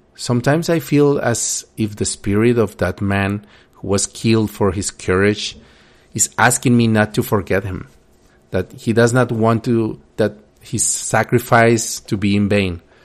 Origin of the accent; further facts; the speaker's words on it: Colombia; Growing up in Colombia in the eighties and nineties